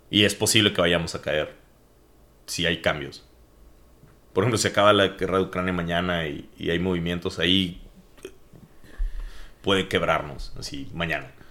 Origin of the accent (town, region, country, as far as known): Mexico